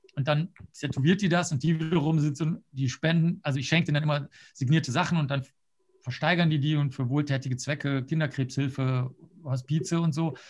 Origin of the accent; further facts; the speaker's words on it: Cologne, North Rhine-Westphalia, Germany; also born or lived in Rosenheim / New York; ich bin ja jetzt in Köln aufgewachsen